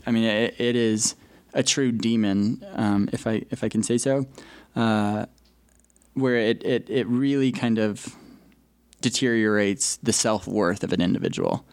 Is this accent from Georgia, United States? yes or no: no; Colorado, United States; moved away as an adult; now in Utah, United States; I'm originally from Colorado. Uh, pretty much born and raised.